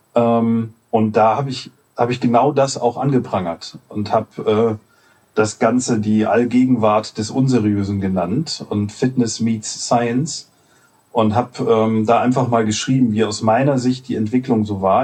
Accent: Solingen, North Rhine-Westphalia, Germany; in meiner Heimatstadt Solingen, das liegt zwischen Düsseldorf und Köln

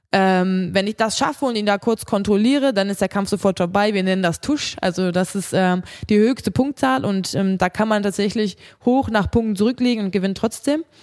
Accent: Krefeld, North Rhine-Westphalia, Germany; in Krefeld, da wo ich herkomme aus meiner Heimatstadt

